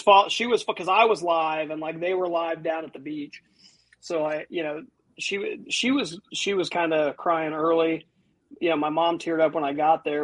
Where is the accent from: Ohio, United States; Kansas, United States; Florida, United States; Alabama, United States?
Ohio, United States; northern; I'm from more northern Ohio